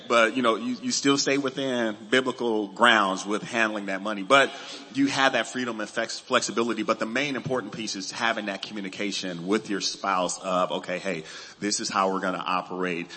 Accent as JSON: {"language": "English", "town": "Los Angeles", "region": "California", "country": "United States", "tie": "born or raised there", "said": "I grew up in Los Angeles"}